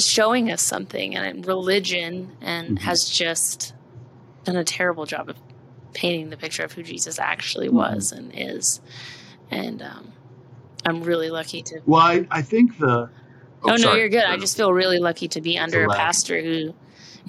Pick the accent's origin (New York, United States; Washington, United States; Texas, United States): Texas, United States; Austin; also born or lived in Amarillo, Texas; I grew up in Austin, Texas, and then we moved to Amarillo